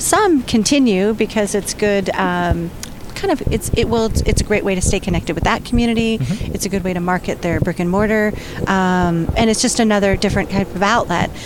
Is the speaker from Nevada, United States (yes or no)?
no; San Diego, California, United States; now in San Francisco, United States; I lived I grew up in San Diego